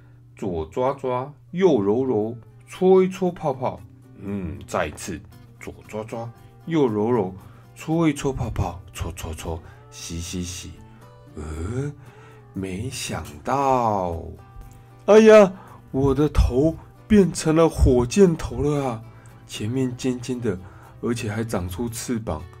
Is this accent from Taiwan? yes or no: yes; Taiwan; 好在啊，我们台湾人，嗯，真的很厉害。